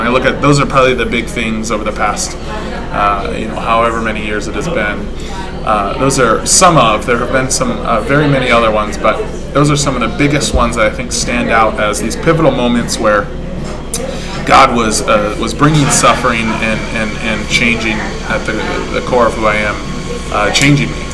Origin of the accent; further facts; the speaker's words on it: Bow, New Hampshire, United States; also born or lived in Michigan; I come from. Uh, as you said, Bow, New Hampshire, gorgeous little place. Um, lived there for the past what 22 years. Before that, I was born in Michigan.